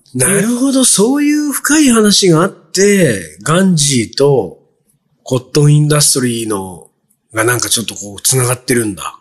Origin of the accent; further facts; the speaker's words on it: Japan; 日本で生まれ育った喫水の日本人の私がですよ